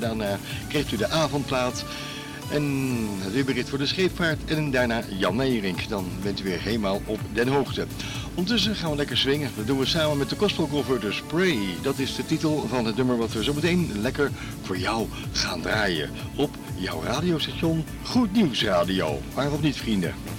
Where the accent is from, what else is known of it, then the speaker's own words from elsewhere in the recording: The Hague, South Holland, Netherlands; Ik ben geboren in Scheveningen